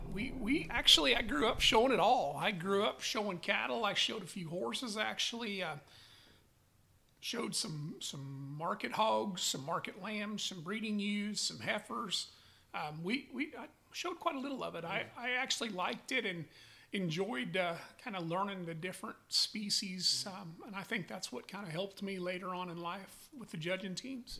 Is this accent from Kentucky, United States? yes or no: no; Newcastle, Wyoming, United States; now in Calumet, United States; I grew up in Newcastle, Wyoming, on a cow calf